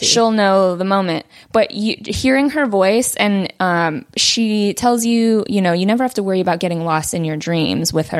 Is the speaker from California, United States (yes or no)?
yes; Simi Valley, California, United States; first language Vietnamese; English is a second language; I grew up here in the Valley